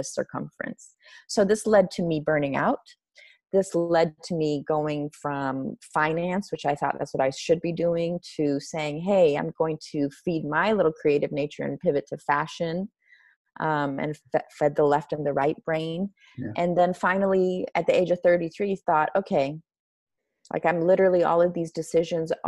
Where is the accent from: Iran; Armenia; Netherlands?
Iran; moved away; growing up in Iran during an Islamic revolution